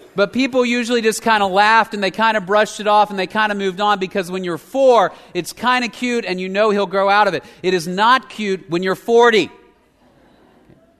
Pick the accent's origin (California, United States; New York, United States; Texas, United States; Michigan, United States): Texas, United States; Dallas; I grew up in Dallas